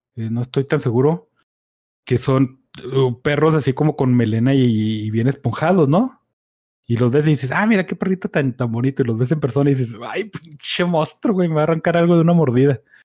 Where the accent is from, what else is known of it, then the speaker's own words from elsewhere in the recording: Mexico; aquí en México, o sea, tenemos la cosa chida de ser una pincha amalgama de mierdas